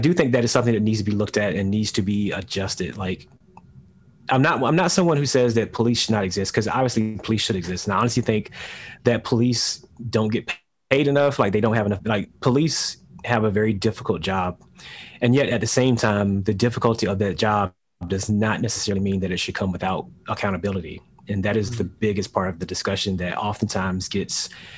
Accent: United States; this is the land of my parents and their parents and onward and onward

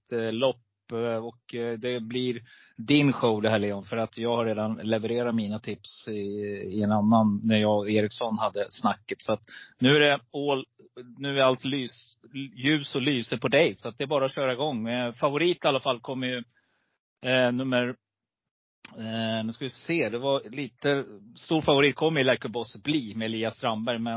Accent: Rättvik, Dalarna County, Sweden; Vi kommer från Rättvik

